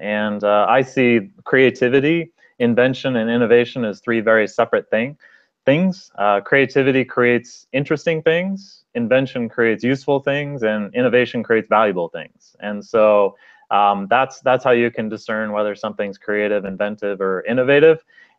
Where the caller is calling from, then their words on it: Seattle, Washington, United States; I am calling from Seattle